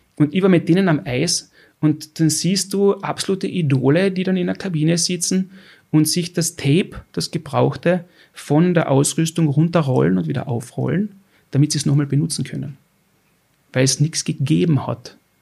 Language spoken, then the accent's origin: German; Austria; ich als verwähnter Österreicher